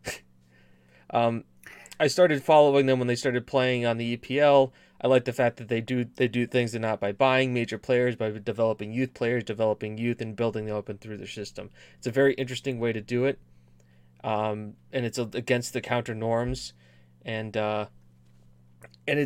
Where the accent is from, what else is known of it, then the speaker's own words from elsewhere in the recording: United States; I'm American